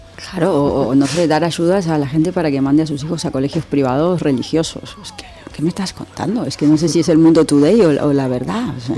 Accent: Argentina; also born or lived in Madrid, Spain; now in Spain; cómo nos criamos en Argentina. ¿no? yo nací en dictadura

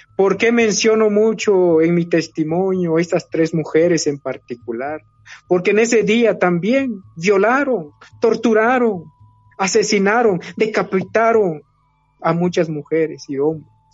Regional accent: Guatemala; moved away as an adult; also born or lived in Switzerland; nosotros los mayas no hemos desaparecido

